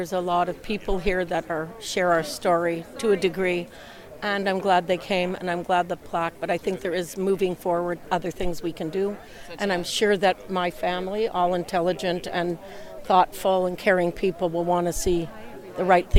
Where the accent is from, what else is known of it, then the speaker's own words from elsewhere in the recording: Toronto, Ontario, Canada; growing up in Toronto